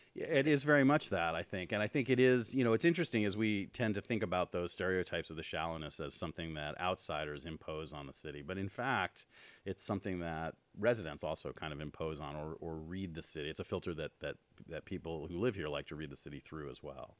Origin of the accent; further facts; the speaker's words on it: New York, United States; moved away as an adult; now in Los Angeles, United States; I grew up in New York, and I moved here, um, about twenty-four years ago